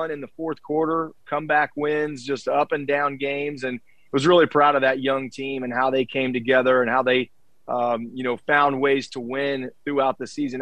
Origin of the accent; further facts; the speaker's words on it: Charleston, West Virginia, United States; I'm from Charleston. I grew up here